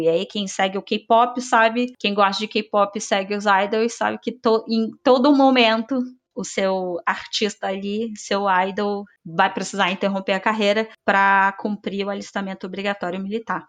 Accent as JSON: {"language": "Portuguese", "country": "Brazil", "said": "eu sou brasileira"}